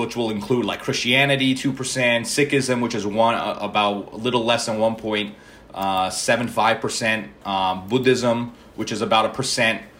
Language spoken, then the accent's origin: English; New York City, New York, United States; first language Malayalam; I grew up in the Bronx, which is interesting because I was one of only two Indians in my high school